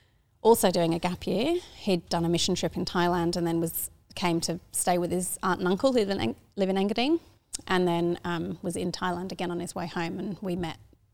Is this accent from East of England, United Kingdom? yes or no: no; Darlington, North East England, United Kingdom; moved away as an adult; also born or lived in Hull, England; now in Australia; So I grew up in Darlington.